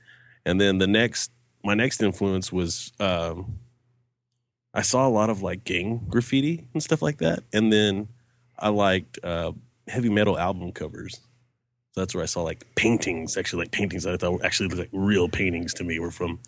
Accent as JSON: {"language": "English", "town": "Albuquerque", "region": "New Mexico", "country": "United States", "tie": "born there", "also_born_or_lived": "Texas / tri-state area", "said": "Okay, I was born in Albuquerque, New Mexico"}